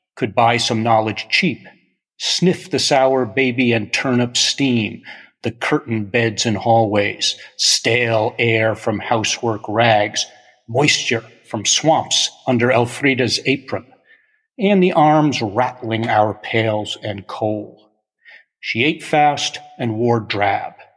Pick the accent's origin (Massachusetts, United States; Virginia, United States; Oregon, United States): Massachusetts, United States; Amherst; we're both from Amherst